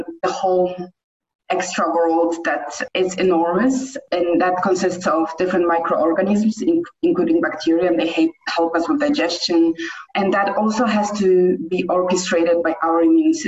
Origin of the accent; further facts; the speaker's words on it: Poland; moved away as an adult; also born or lived in Netherlands / South Africa; now in Cape Town, South Africa; I am from Poland, but I live currently in South Africa.